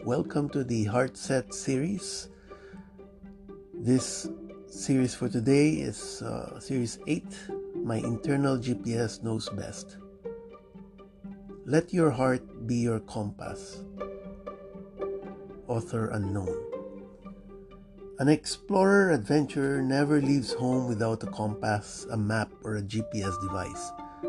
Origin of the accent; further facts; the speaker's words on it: Miami, Florida, United States; Now, I was born and raised in Miami, although I have lived much further north, now in Broward County, for about 20 years.